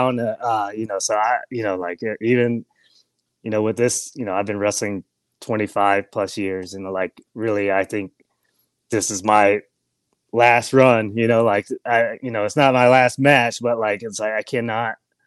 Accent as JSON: {"language": "English", "region": "Georgia", "country": "United States", "tie": "born or raised there", "said": "I grew up in Georgia"}